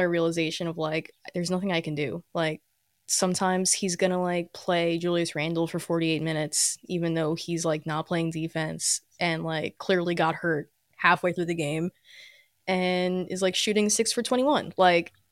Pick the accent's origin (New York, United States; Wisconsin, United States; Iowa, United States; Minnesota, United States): New York, United States; New York City; I grew up a Yankees fan because I'm from the Bronx